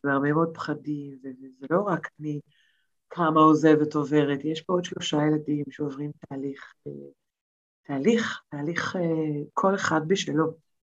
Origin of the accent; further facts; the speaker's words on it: Tel Aviv, Tel Aviv District, Israel; moved away as an adult; נולדתי בתל אביב, כל חיי הייתי בתל אביב